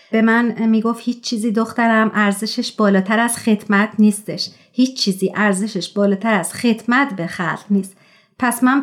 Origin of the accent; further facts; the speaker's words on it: Tehran, Tehran Province, Iran; born there; moved away; در شهر تهران و در یک خانواده پرجمعیت به دنیا اومدم دو تا دختر دارم و با دخترام الان خارج از ایران زندگی میکنم